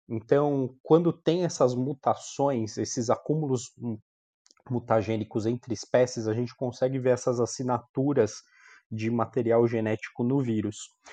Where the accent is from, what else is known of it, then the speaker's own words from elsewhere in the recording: São Bernardo do Campo, São Paulo, Brazil; also born or lived in Marília; now in São Paulo, Brazil; sou de São Bernardo